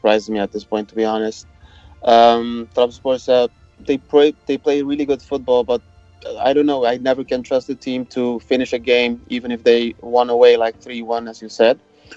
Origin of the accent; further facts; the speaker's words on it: Rotterdam, South Holland, Netherlands; I'm from Rotterdam also, and also a Feyenoord fan